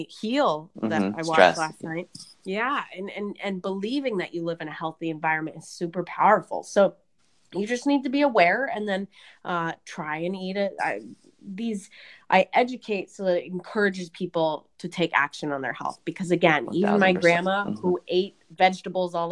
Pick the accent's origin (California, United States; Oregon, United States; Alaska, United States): Oregon, United States; right outside of Portland; I grew up in right outside of Portland, Oregon